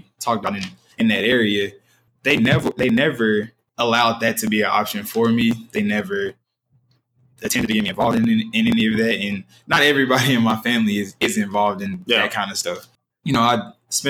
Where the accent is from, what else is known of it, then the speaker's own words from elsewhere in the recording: Nashville, Tennessee, United States; I'm from East Nashville, with, as you already said, is being gentrified right now as we speak